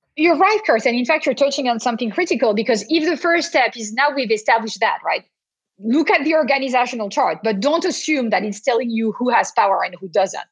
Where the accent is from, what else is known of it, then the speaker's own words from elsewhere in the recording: France; accent: French; now in Boston, United States; as you can hear to my accent, even though I'm talking to you from Boston today, I am not a pure Bostonian. I am a French American Bostonian